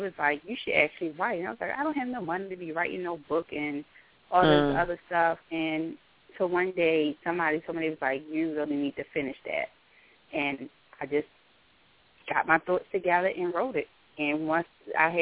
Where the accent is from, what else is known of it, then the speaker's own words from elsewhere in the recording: Baltimore, Maryland, United States; I am from Baltimore, Maryland.